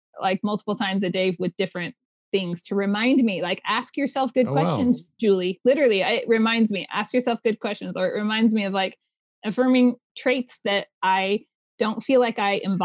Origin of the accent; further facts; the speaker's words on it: California, United States; moved away as an adult; now in inland Pacific Northwest, United States; I grew up in California